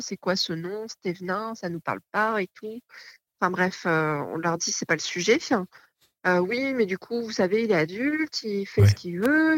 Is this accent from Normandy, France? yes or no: yes; Normandy, France; On est originaire de Normandie